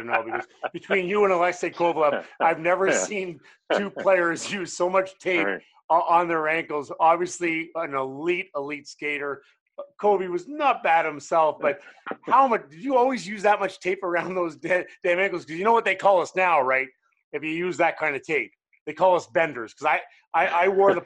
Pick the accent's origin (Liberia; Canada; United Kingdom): Canada; now in United States; I'm Canadian.